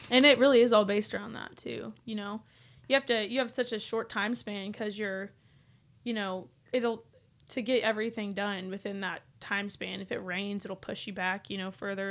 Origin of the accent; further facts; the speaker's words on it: Medford, Oklahoma, United States; moved away as an adult; now in Nashville, United States; I grew up, like, ten minutes away from Twister